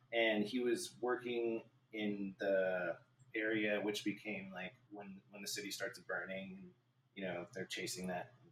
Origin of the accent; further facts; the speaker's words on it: Albuquerque, New Mexico, United States; Albuquerque, New Mexico, that's my hometown